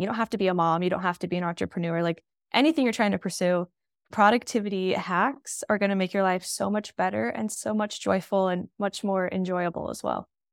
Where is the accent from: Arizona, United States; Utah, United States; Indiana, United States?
Utah, United States; I'm from Utah